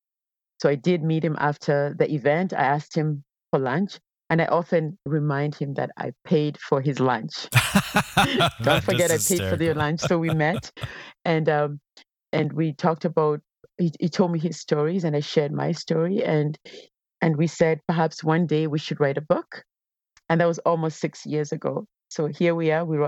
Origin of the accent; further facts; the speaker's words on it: Kenya; I grew up in Kenya